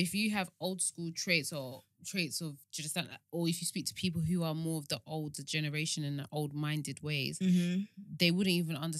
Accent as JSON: {"language": "English", "country": "Nigeria", "said": "especially us Nigerians"}